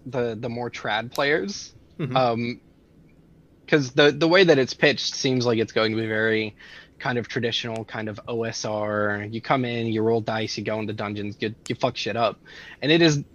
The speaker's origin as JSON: {"language": "English", "region": "Texas", "country": "United States", "said": "As a Texan"}